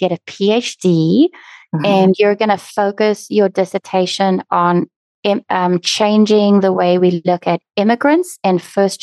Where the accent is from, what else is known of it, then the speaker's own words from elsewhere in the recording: South Africa; I'm South African